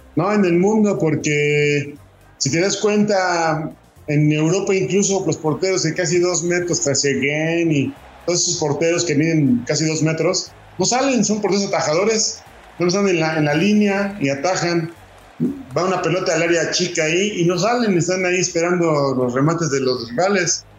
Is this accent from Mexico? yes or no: yes; Mexico; como mexicano que soy